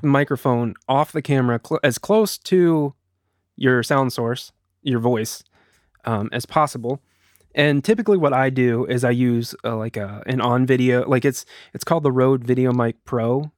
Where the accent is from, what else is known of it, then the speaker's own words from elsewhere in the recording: United States; also born or lived in Eugene, Oregon; my wife and I are both from here